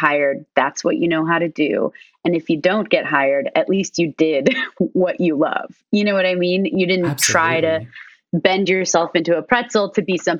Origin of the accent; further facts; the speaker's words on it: Arizona, United States; moved away; also born or lived in Chicago; I was like from Arizona